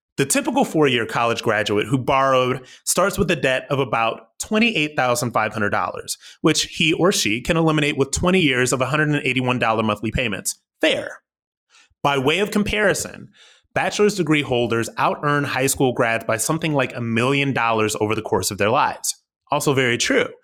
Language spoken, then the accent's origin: English; Akron, Ohio, United States; moved away as an adult; I'm from Akron, Ohio.